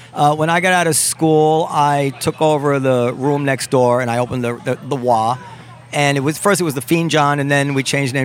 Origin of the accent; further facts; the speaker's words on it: Ardsley, New York, United States; I grew up in Ardsley, which is a town in Westchester